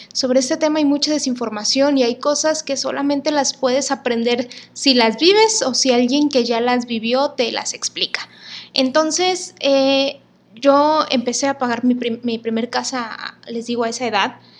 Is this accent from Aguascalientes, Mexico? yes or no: no; Monterrey, Nuevo León, Mexico; soy regia